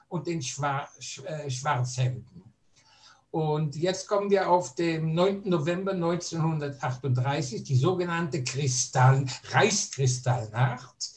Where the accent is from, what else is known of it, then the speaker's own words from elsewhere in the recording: Berlin, Germany; ich bin vor 89 Jahren in Berlin als deutscher Jude geboren